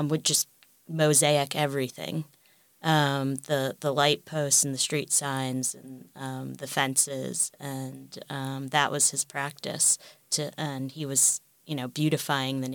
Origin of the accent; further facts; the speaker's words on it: New York City, New York, United States; I am from New York City, born and raised.